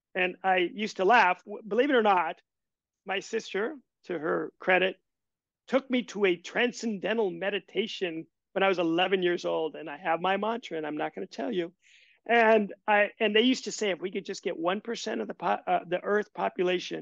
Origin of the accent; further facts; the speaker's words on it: Nebraska, United States; moved away; I am from Nebraska